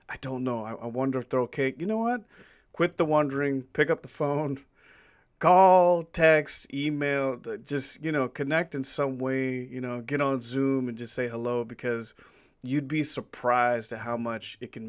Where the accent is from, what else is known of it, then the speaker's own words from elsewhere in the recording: Virginia, United States; my home state, Virginia, where I'm from